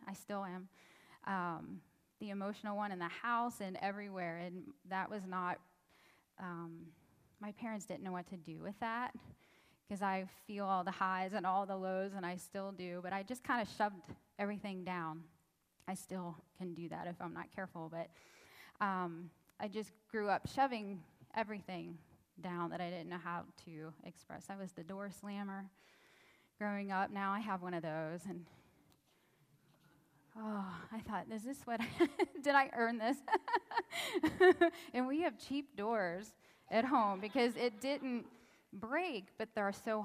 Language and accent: English; Pittsburgh, Pennsylvania, United States; I grew up in the Pittsburgh area